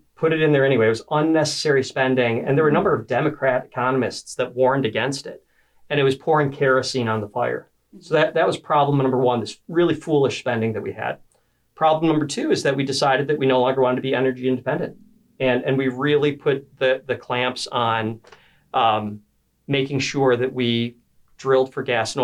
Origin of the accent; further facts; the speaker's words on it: Bloomfield Township, Michigan, United States; also born or lived in Korea / Kentucky; I grew up in Bloomfield Township.